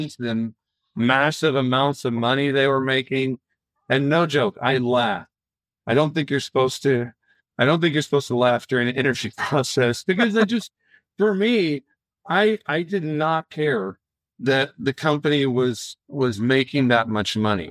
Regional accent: Florida, United States; I'm originally from Florida, kind of right on the coast, the East Coast. And so growing up kind of in a, our house was located outside of the main town in a more rural place

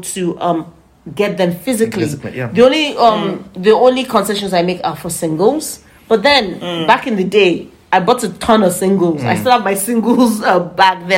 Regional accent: Nigeria; now in United Kingdom; how I grew up, growing up in Nigeria.

